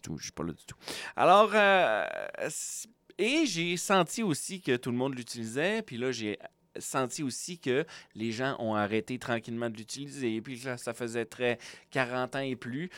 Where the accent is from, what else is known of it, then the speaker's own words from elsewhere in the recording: Quebec, Canada; now in Manitoba, Canada; je suis québécois, j'habite au Manitoba